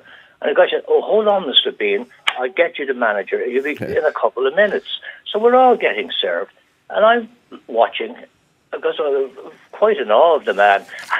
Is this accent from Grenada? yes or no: no; Bray, Leinster, Ireland; That's my hometown, Bray in County Wicklow.